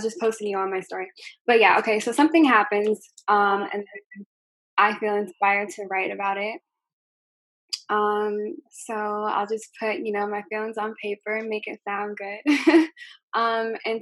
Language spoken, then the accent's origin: English; Connecticut, United States; also born or lived in New York; now in Palm Beach, Florida, United States; From everywhere. Born in New York, raised in Connecticut, living in Florida.